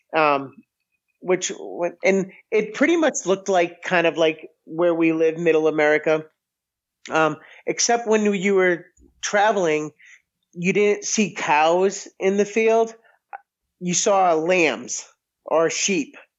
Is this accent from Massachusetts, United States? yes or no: yes; close to Boston, Massachusetts, United States; now in Missouri, United States; And I grew up in Massachusetts and I grew up close to Boston